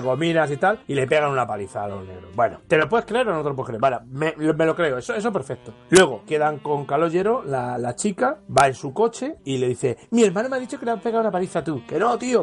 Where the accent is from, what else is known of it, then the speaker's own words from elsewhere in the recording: Madrid, Community of Madrid, Spain; nosotros somos madrileños